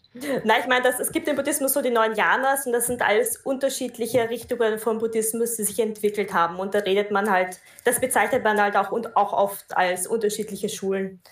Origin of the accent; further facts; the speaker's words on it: Austria; ich komme aus Österreich